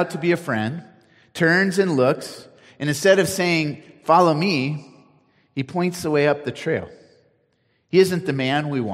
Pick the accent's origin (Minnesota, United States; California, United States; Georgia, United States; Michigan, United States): California, United States; Cupertino; now in Nevada County, United States; I grew up in Cupertino